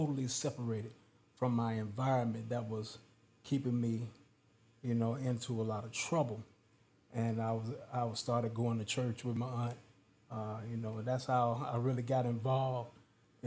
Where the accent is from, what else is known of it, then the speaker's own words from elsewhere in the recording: Pine Bluff, Arkansas, United States; I grew up in Pine Bluff, Arkansas